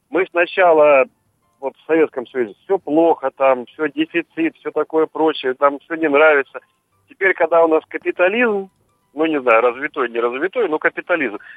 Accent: Odesa, Odesa Oblast, Ukraine; now in Saint Petersburg, Russia; я вообще в Питере живу, родился в Одессе.

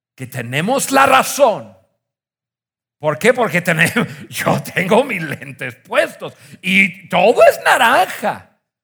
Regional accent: northern United States, United States; moved away; Yo crecí en Estados Unidos, crecí en el norte de Estados Unidos en los, eh, años 70 y 80.

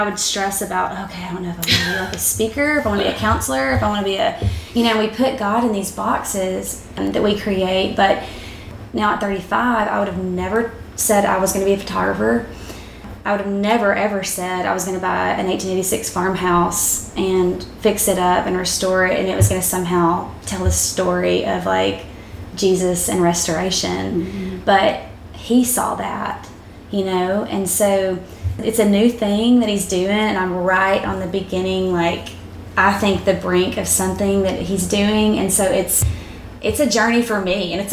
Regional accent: South Arkansas, United States; moved away; I was actually back in my hometown. So it was the home I grew up in South Arkansas

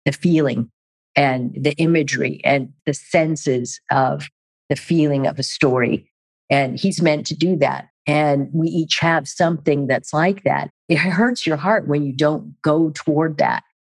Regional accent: Germany; And even growing up in Germany and being around all the different languages and cultures and traveling

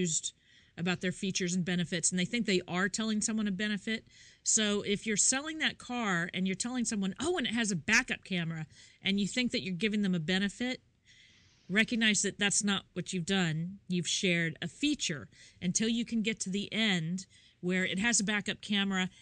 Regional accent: Kansas, United States; moved away; I am from Kansas originally.

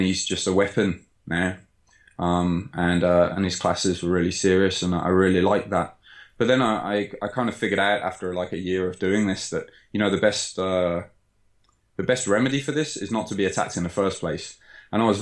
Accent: Sutton Coldfield, West Midlands, United Kingdom; moved away as an adult; now in Japan; Just in my hometown, Sutton Coalfield

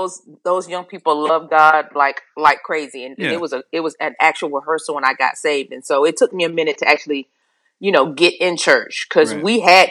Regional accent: Charlotte, North Carolina, United States; I grew up in Charlotte, North Carolina.

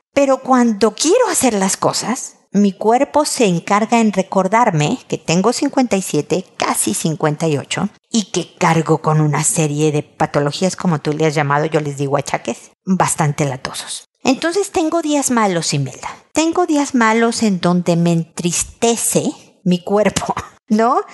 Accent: Mexico; como decimos en México

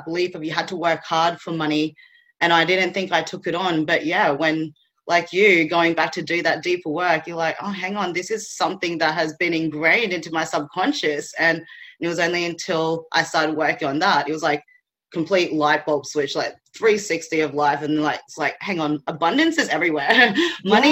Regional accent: Philippines; now in Australia; I was born in the Philippines

